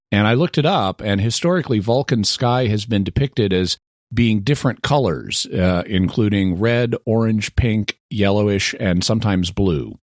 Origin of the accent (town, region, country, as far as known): Texas, United States; born or raised there